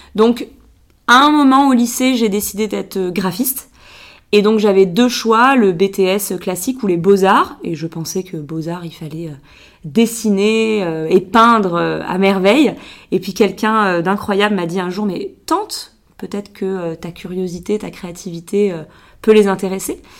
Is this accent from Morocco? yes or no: no; Biarritz, Nouvelle-Aquitaine, France; moved away as an adult; je suis née euh, à Biarritz, donc moi je suis, je suis basque. J'ai passé les 20 premières années de ma vie au Pays Basque